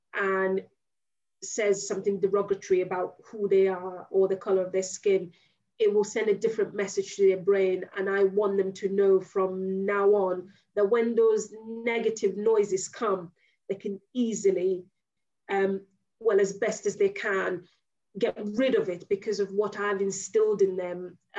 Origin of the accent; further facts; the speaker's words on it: United Kingdom; I am British, but I'm also Nigerian. And if you're accepting me, you've got to accept both sides of my culture.